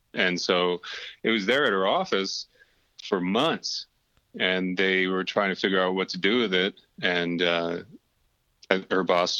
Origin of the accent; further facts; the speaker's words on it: Whidbey Island, Washington, United States; also born or lived in Norway / Tampa, Florida; And so I was born in Norway. We're over there for a couple of years. You know, I don't obviously don't remember it. But then the family moved back to Whidbey Island and spent some years there. And then the family moved to Tampa, Florida, spent some years there.